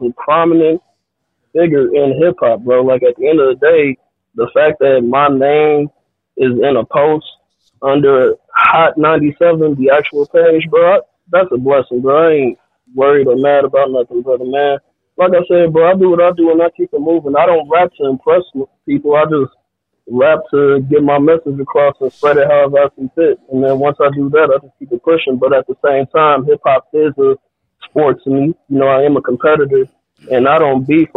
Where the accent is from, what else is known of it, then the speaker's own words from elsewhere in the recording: Richton Park, Illinois, United States; I'm from Richland Park, Illinois.